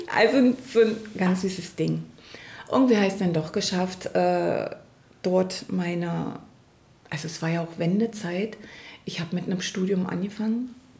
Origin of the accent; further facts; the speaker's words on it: East Germany, Germany; ich komme ja aus dem Ostteil von Deutschland